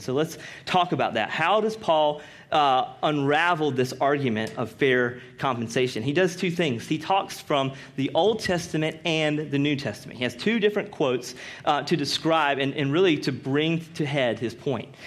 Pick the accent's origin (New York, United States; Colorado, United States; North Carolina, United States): North Carolina, United States; Rocky Mount; I'm from Rocky Mount, North Carolina